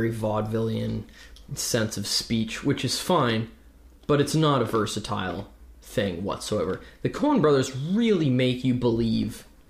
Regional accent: Ontario, Canada; we're Canadian. We live in Ontario

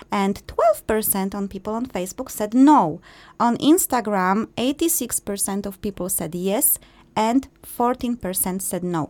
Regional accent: Poland; we are from Poland

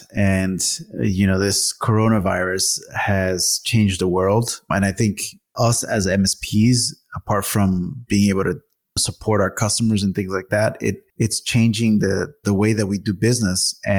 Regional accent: Dallas, Texas, United States; And then you guys came to Dallas and saw a little bit of my hometown.

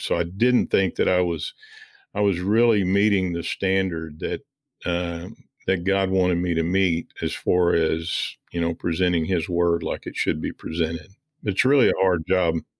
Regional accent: Missouri, United States; I grew up in Missouri uh, originally

